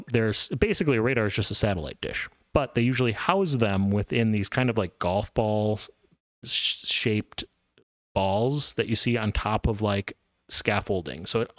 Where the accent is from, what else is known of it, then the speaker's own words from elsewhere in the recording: Missouri, United States; I'm from Missouri.